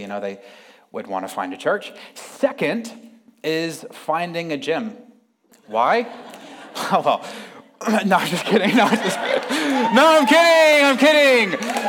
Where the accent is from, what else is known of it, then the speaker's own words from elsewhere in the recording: United States; moved away as an adult; also born or lived in Sydney, Australia; now in United Kingdom; I'm from America, but I just lived in Sydney the last few years